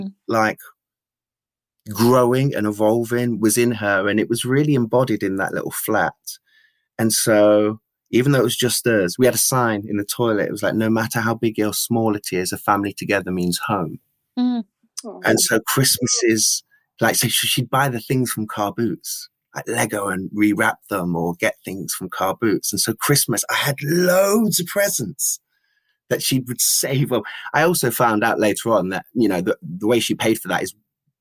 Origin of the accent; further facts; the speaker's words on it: Leicester, East Midlands, United Kingdom; now in Nottingham, United Kingdom; I was from Beaumont Leys.